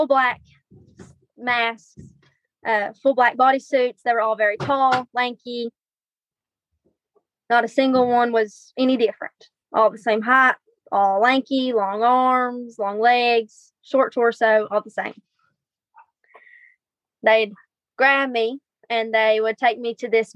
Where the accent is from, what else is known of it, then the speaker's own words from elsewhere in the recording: Virginia, United States; Starting about 8 years old, we moved from where I was born in Virginia to the house my dad was raised